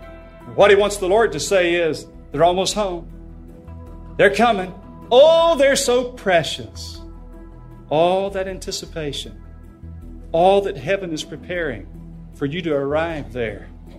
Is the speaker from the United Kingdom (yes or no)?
no; North Carolina, United States; I'm from North Carolina